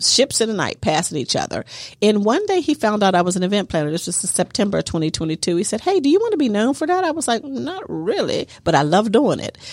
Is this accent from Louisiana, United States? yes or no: no; Pittsburgh, Pennsylvania, United States; moved away as an adult; also born or lived in New Jersey; I was born and raised in Pittsburgh